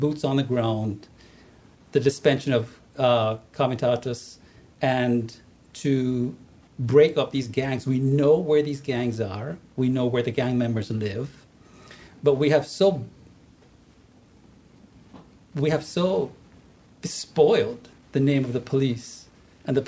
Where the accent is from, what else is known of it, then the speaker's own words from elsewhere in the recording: Jamaica; moved away as an adult; now in United States; I was born and raised in Jamaica, came to America at 20 to pursue a PhD